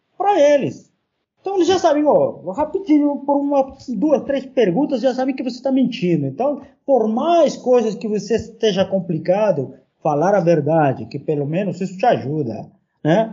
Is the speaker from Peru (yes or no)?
yes; Peru; Portuguese is a second language; now in Brazil; estava vindo também do meu país